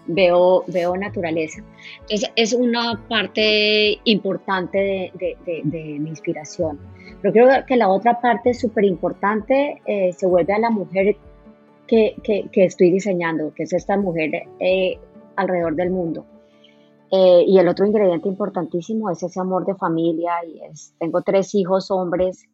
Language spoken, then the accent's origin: Spanish; Colombia; somos colombianos